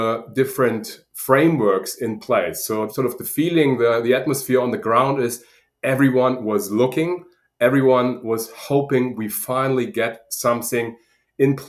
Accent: Germany; accent: German; now in Sydney, Australia; as you probably hear from my accent, I'm originally German

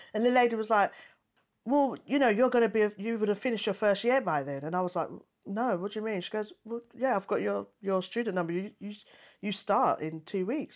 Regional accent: United Kingdom; I was born in the UK

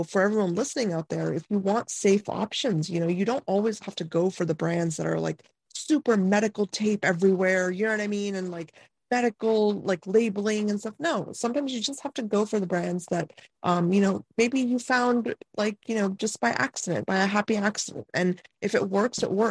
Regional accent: India; moved away; I'm from India

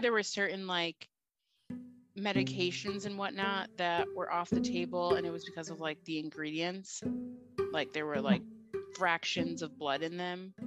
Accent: Finger Lakes region, upstate New York, United States; I'm from the Finger Lakes region of upstate New York, which is wine country of New York

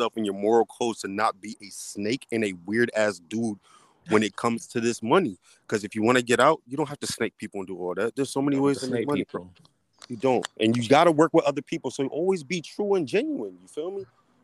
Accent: Washington, District of Columbia, United States; I'm from DC. I'm from the East Side, so I'm like right there in Maryland.

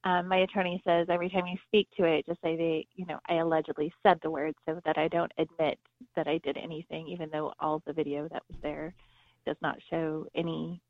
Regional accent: Southern California, United States; moved away; I grew up in Southern California.

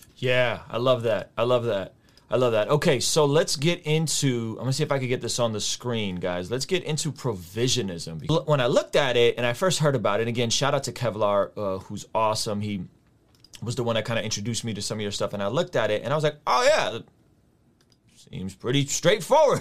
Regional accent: San Diego, California, United States; also born or lived in Azerbaijan; I grew up in San Diego

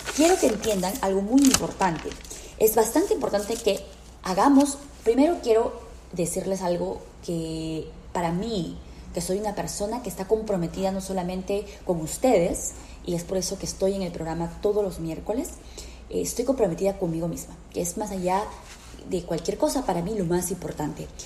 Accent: Peru; now in United States; yo soy peruana

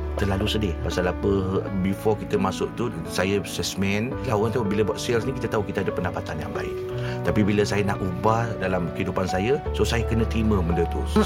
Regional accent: Johor Bahru, Johor, Malaysia; Saya orang Johor Bahru.

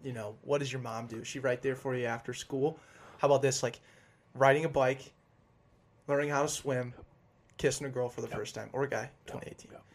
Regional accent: Denver, Colorado, United States; moved away; I'm not from here. I'm from Denver.

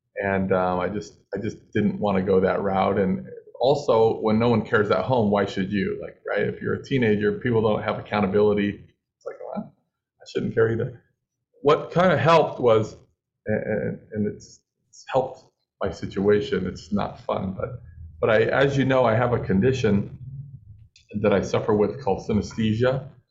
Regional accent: Los Angeles, California, United States; I'm from Los Angeles

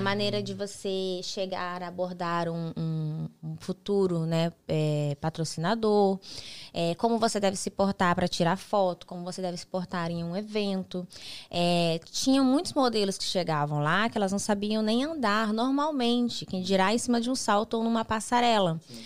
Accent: Mato Grosso, Brazil; moved away as an adult; also born or lived in Guarapuava, Paraná / Rio de Janeiro / Texas / Miami; now in United States; eu sou natural de Guarapuava, Paraná. Uhum. Uma cidade no interior do, do Paraná. Me criei é, em Mato Grosso, mudei muito nova para Mato Grosso

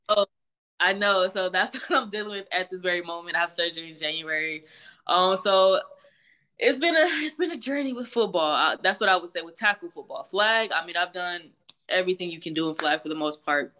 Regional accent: Houston, Texas, United States; also born or lived in Greenville, South Carolina; I was actually born in Greenville, South Carolina, um, and I literally moved to Houston, Texas when I was, like, around one years old, so I always say I'm from Houston. Um, but I grew up in, in Texas

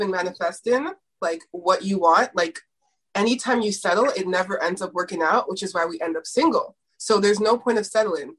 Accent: Toronto, Ontario, Canada; I'm actually from Toronto

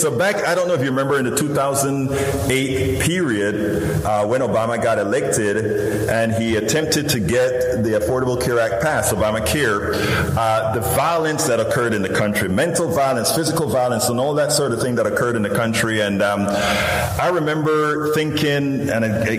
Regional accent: Panama; now in Houston, United States; I'm originally from Central America, Panama, you know, that little peninsula, all the way in Central America. And when I grew up, one of the big things about the United States is that all of us, one of our dreams was to come to the United States

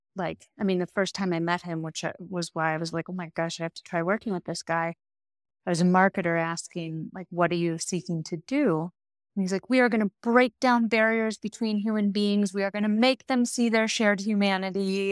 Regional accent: Midwest, United States; I'm a Midwesterner

